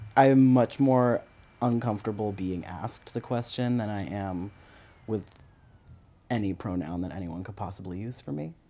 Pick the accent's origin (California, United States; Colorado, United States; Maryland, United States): Maryland, United States; also born or lived in Grand Forks, North Dakota / New York City; Most of my childhood was spent in the suburbs in Maryland.